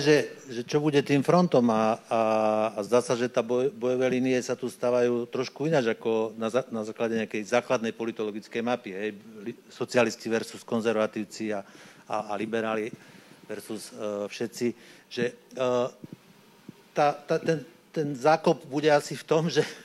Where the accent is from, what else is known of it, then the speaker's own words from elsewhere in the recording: Upper Orava, Žilina Region, Slovakia; now in Bratislava, Slovakia; keď som sa narodil na Hornej Orave, no tak je relatívne vysoký predpoklad, že budem e, proste vychovaný vo viere